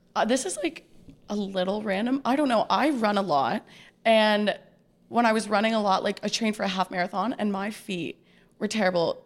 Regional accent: Ottawa, Ontario, Canada; I'm from Ottawa.

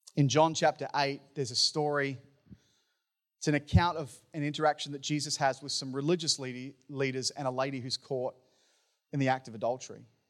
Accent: Townsville, Queensland, Australia; the church that I grew up in in Townsville

